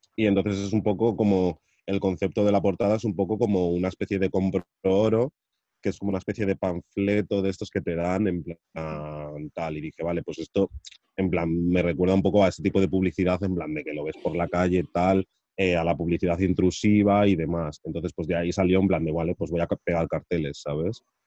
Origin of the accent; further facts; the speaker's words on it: Madrid, Community of Madrid, Spain; soy de Madrid de toda la vida